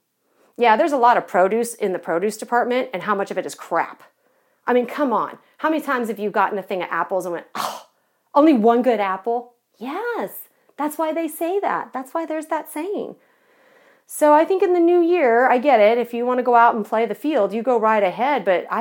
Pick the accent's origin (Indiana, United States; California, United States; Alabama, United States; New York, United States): California, United States; Irvine; I grew up in Southern California, so I lived in Irvine.